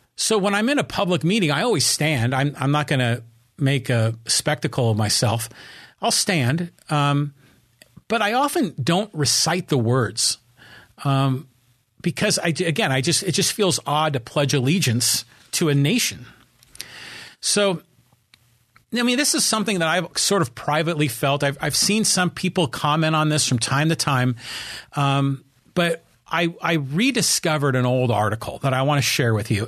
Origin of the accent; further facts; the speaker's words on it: United States; here in my hometown, Kiwanis Club